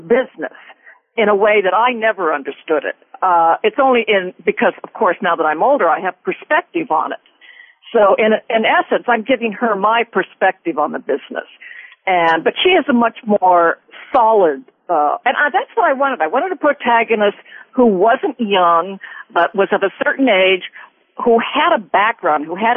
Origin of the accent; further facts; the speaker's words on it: Glendale, California, United States; I grew up in Glendale.